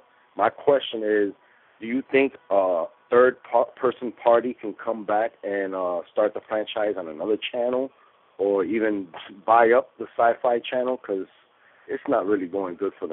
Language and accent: English; New York City, New York, United States; I'm from the Bronx, New York